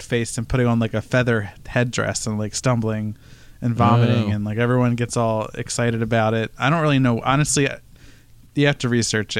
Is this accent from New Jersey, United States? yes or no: yes; New Jersey, United States; I'm from New Jersey.